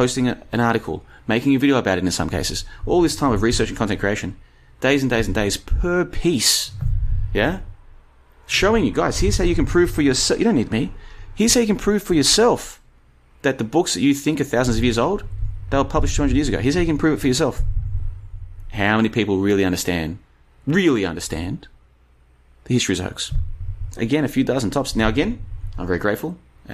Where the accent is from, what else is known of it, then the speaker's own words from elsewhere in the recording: Australia; now in Bulgaria; I grew up in Australia. I've been around Asia. Now I'm here in Europe.